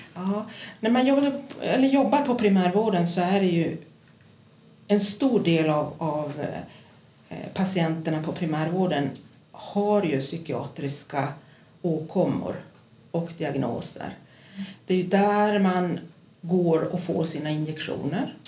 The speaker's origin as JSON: {"language": "Swedish", "town": "Kiruna", "region": "Norrbotten County", "country": "Sweden", "tie": "born or raised there", "also_born_or_lived": "Pajala / Stockholm / Västerås / Luleå", "said": "jag är född i Pajala men jag är uppvuxen här i Kiruna"}